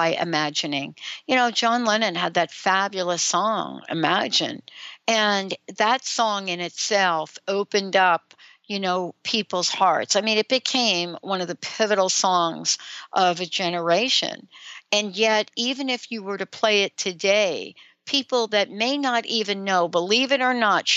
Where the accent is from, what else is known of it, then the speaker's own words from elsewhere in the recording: New York City, New York, United States; making sure I got the right bus growing up in the Bronx